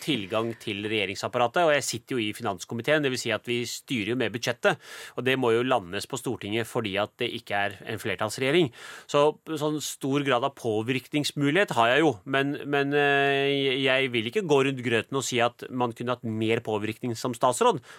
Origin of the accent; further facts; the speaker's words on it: Norway; hun er jo som meg født og oppvokst i Norge